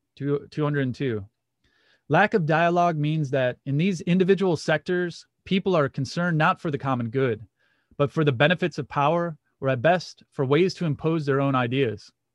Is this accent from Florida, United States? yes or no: no; Muskegon, Michigan, United States; The Catholic Church I went to growing up in Muskegon, Michigan was called Saint Francis de Sales